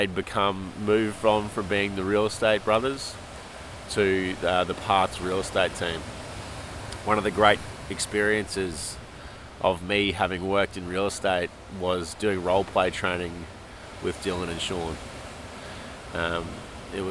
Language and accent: English; Australia; moved away as an adult; also born or lived in Toronto, Canada; the land where I call home